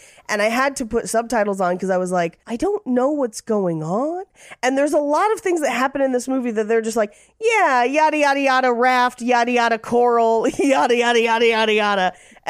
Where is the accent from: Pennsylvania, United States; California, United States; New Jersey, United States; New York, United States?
California, United States; near Marine World; I grew up near Marine World.